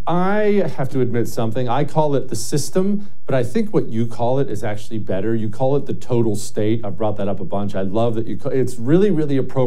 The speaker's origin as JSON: {"language": "English", "country": "United States", "said": "I'm an American"}